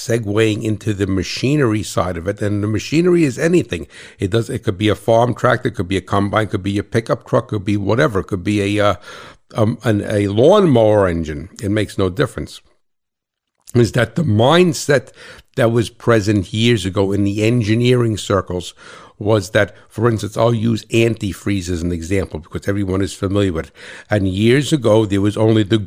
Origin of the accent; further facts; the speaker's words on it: New Jersey, United States; I'm from Jersey